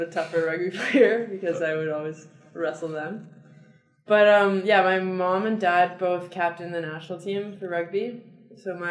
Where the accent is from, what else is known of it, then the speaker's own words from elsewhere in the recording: Victoria, British Columbia, Canada; I'm from Victoria, BC